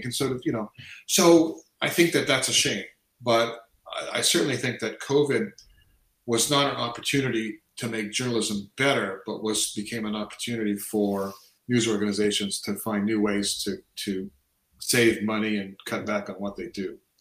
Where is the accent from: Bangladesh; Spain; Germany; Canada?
Canada; I've lived here since I say since just before I turned four